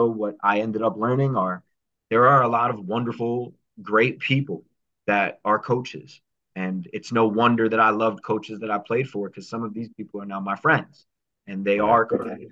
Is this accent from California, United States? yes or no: no; New Jersey, United States; I was from New Jersey